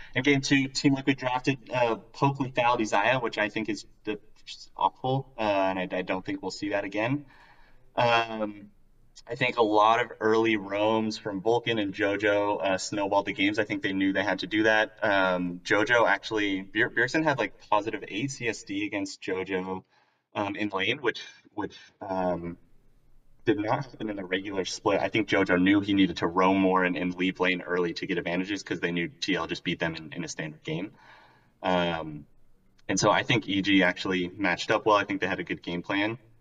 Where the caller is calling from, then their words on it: Provo, Utah, United States; calling from the, uh, the hometown of Brandon Sanderson, Provo, Utah.